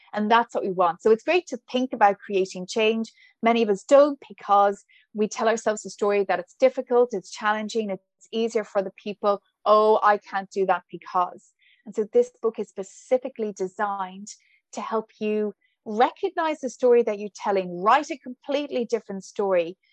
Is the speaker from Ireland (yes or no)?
yes; Ballinasloe, Connacht, Ireland; accent: Irish; moved away as an adult; also born or lived in Saudi Arabia; now in Brooklyn, New York, United States; I'm from Galway